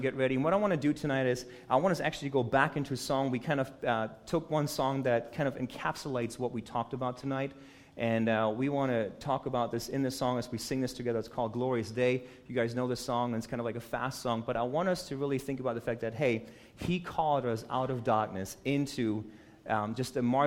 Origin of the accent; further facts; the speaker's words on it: United States; as an American